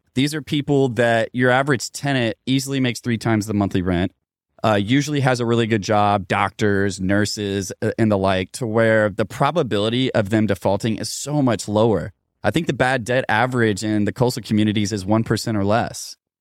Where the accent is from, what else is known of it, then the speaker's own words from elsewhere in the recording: Louisville, Kentucky, United States; my hometown of Louisville, Kentucky